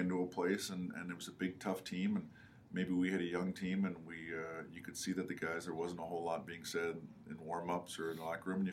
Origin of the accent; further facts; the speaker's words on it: Canada; moved away; growing up in Canada